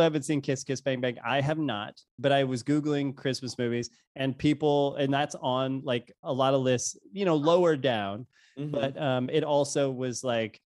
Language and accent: English; St. Louis, Missouri, United States; I'm from St. Louis